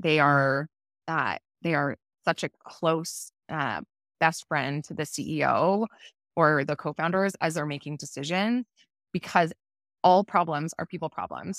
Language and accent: English; Toronto, Ontario, Canada; moved away as an adult; also born or lived in Vancouver; So I had grown up in Toronto